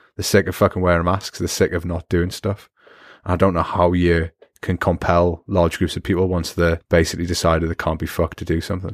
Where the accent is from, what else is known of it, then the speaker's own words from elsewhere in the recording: Newcastle upon Tyne, North East England, United Kingdom; accent: Geordie; my Geordie accent